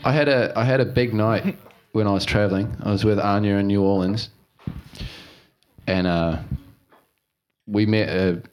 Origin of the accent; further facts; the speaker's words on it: Auckland, New Zealand; moved away as an adult; I'm North Islander. I grew up in Auckland.